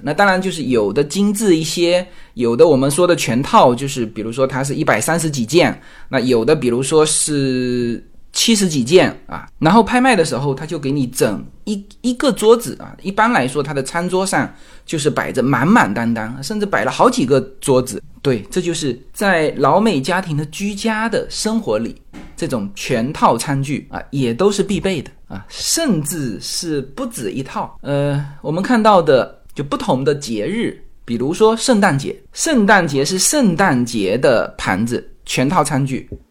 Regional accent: China; now in United States; 我们是华人，来美国之后

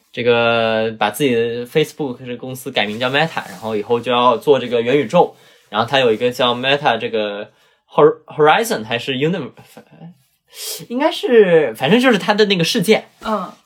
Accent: Zhuhai, Guangdong, China; 我们珠海那里

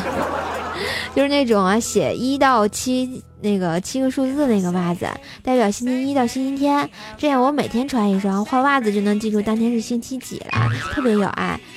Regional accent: Tangshan, Hebei, China; moved away; 我老家是哪儿呢？唐山

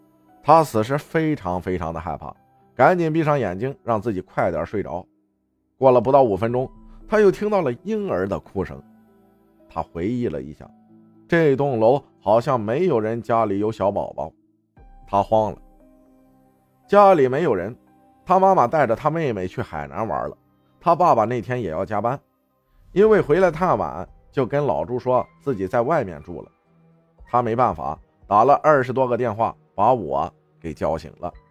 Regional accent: Shandong, China; 我是一个山东人，可能一些句子大家会听不懂，所以理解一下。

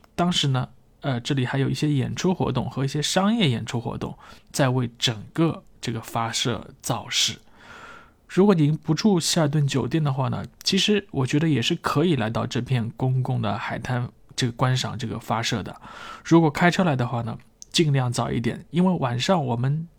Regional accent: China; 作为一个中国人的内心啊，自然就开始激动起来

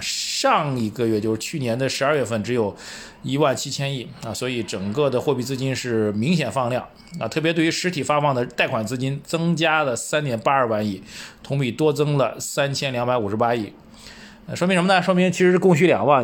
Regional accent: China; 我们中国人

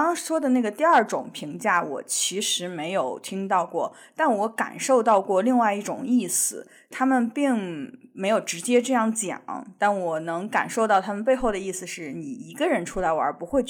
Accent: China; now in United States; 我作为一个中国人，我也没有过圣诞的传统，

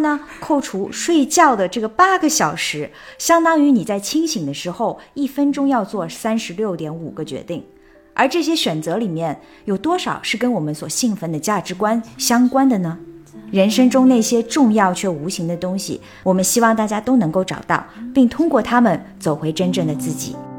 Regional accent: China; 我作为一个中国人

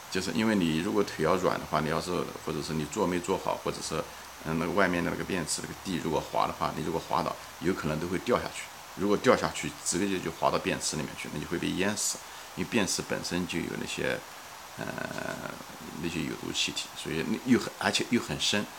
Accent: Ma'anshan, Anhui, China; 我的故乡是在，嗯，安徽省马鞍山市一个郊外的一个山区，一个镇子，叫象山，是一个矿山

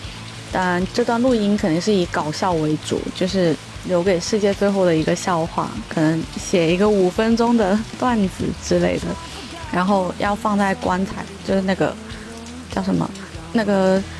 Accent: Guangzhou, Guangdong, China; 我来自广东广州。我的籍贯其实是潮汕，但是我在广东番禺这边长大

